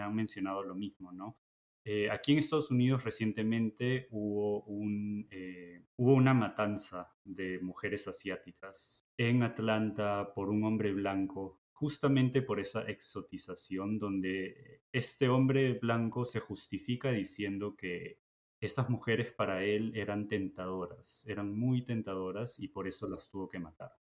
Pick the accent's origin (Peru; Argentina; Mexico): Peru; now in Michigan, United States; los tusanes somos los eh, peruanos de herencia china